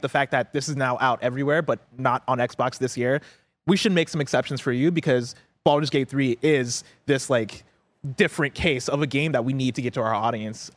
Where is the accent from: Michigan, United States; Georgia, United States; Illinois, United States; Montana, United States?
Illinois, United States; also born or lived in Nigeria; now in San Francisco, United States; I grew up in Illinois